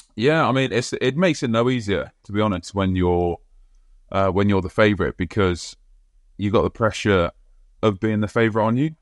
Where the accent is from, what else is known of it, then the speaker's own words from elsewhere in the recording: England, United Kingdom; as an Englishman